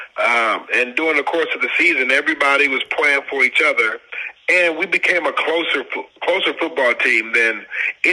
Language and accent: English; Detroit, Michigan, United States; born or raised there; moved away as an adult; also born or lived in St. Louis / Pittsburgh